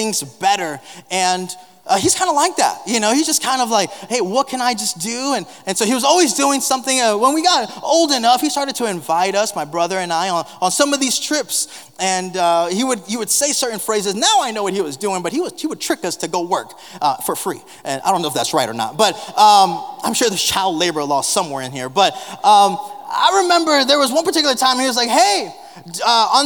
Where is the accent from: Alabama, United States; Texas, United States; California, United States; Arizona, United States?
Texas, United States; South; moved away; growing up in South Texas, and I was fortunate enough, blessed enough to be able to grow up in a pastoral home